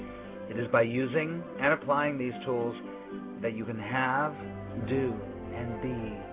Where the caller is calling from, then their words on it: New York City, New York, United States; I'm calling you from New York City